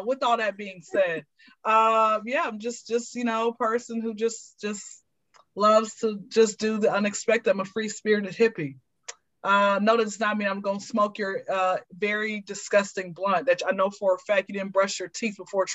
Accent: Atlanta, Georgia, United States; I am born and raised in Atlanta. I've been here since I was zero

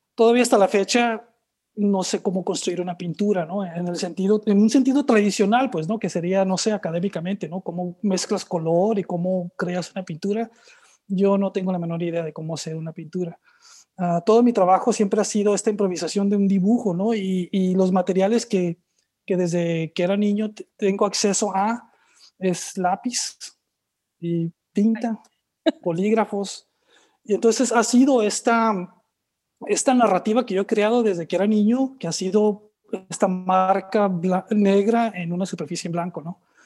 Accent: Tijuana, Baja California, Mexico; moved away; also born or lived in Playa de Rosarito / New York; yo nací en Tijuana, viví en Playa de Rosarito

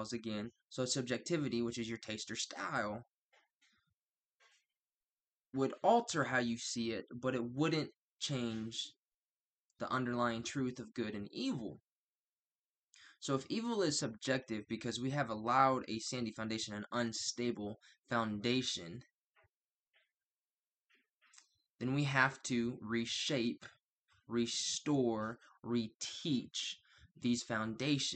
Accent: United States; I'm from the United States

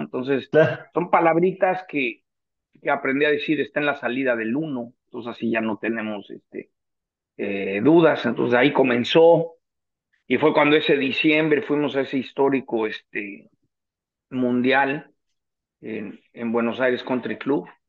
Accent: Mexico City, Mexico; moved away as an adult; now in San Diego, United States; mi club en el Chapultepec

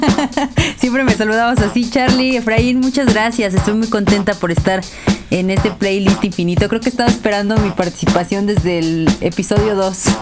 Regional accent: Puebla, Mexico; moved away as an adult; now in Mexico City, Mexico; Yo soy de Puebla, pero empecé a trabajar aquí en una editorial

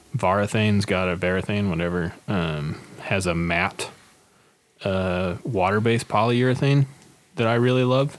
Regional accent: Northfield, Minnesota, United States; my hometown opened like three breweries in the last eight months

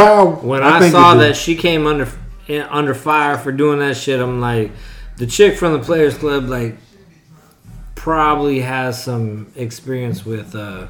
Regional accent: Tacoma, Washington, United States; I'm mixed with a bunch of different shit or whatever. Like, I don't need to know all that. I do know I'm from Tacoma.

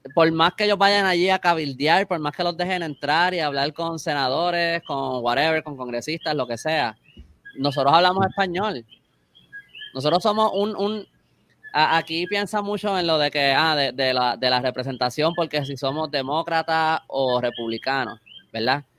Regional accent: Puerto Rico; also born or lived in Upstate New York; yo soy de Puerto Rico

